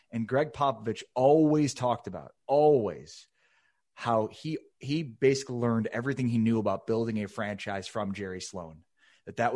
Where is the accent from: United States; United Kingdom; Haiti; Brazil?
United States; Chicago, Illinois; moved away; also born or lived in San Antonio; I grew up in Chicago